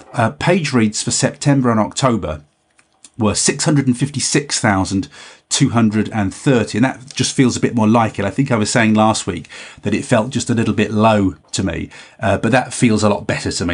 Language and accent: English; Cumbria, North West England, United Kingdom; we're all from Cumbria.